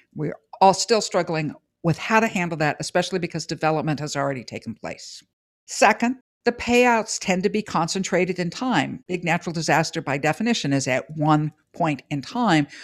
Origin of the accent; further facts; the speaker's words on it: California, United States; as a Californian